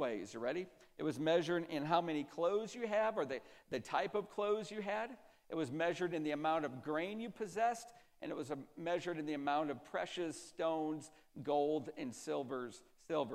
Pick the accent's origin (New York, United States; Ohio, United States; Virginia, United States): New York, United States; Central; I'm from Central New York, so in Central New York, the winters are brutal